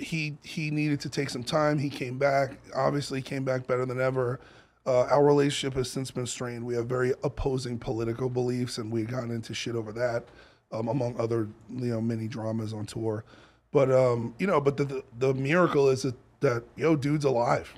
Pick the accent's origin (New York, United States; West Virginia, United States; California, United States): New York, United States; moved away as an adult; also born or lived in Los Angeles; I'm from New York, and I grew up in the Bowery